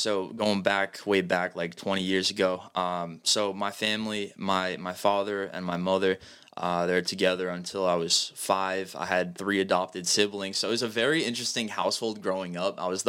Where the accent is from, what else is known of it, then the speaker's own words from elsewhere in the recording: New Bedford, Massachusetts, United States; also born or lived in Somerset; So I'm from Massachusetts. I'm born in New Bedford, Massachusetts. I lived the last 10 years, more or less, in Somerset.